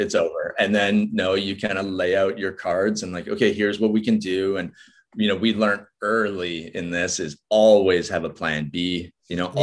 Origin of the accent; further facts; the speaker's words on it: Vancouver, British Columbia, Canada; moved away; also born or lived in Norfolk Island; i'm from vancouver so the west coast of canada